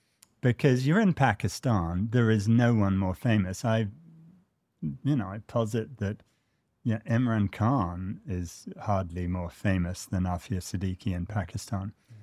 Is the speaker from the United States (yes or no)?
yes; United States; I'm really quite ashamed as an American that my country has tortured so many people.